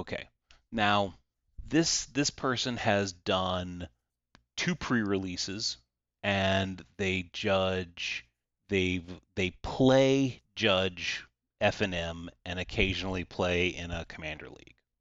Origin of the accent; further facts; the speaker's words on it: the South, United States; I'm from the South and we're almost all rural areas here in the South.